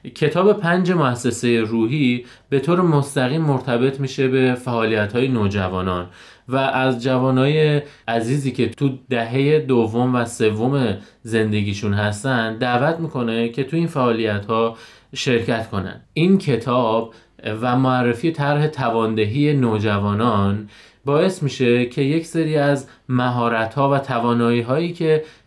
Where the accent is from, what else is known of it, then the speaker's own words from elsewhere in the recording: Lalejin, Hamadan Province, Iran; 33 ساله متولد شهر لالجین همدان